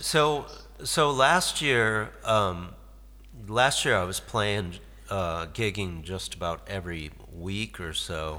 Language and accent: English; Detroit, Michigan, United States; moved away; also born or lived in Cape Canaveral, Florida / San Diego / Norfolk / Lewiston, Maine; I grew up in Detroit